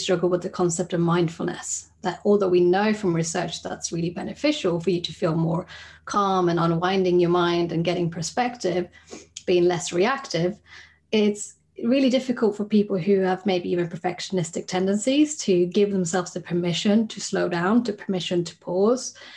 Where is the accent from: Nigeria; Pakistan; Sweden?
Sweden; moved away as an adult; now in United Kingdom; I'm originally from Sweden, where I trained as a psychologist